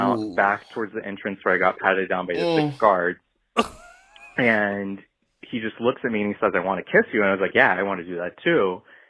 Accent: United States; also born or lived in Greece; I'm American, but I used to live in Greece.

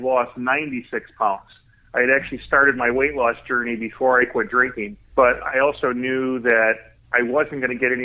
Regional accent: Chicago, Illinois, United States; I was born and raised in the Chicago area.

